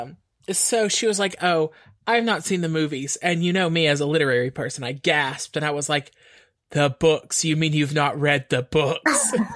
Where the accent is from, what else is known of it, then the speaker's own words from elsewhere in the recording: East Texas, United States; now in San Antonio, United States; there was this Tex Mex place in my hometown called Cancun Dave's